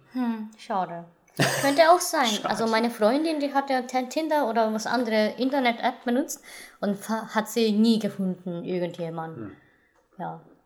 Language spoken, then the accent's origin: German; Japan; als Japanerin